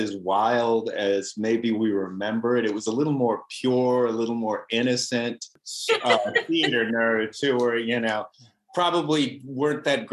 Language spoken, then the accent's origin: English; Richmond, Virginia, United States; moved away as an adult; also born or lived in Texas; now in Los Angeles, United States; I was born in Texas, but I was in Richmond for 13 years through junior high, high school, and college.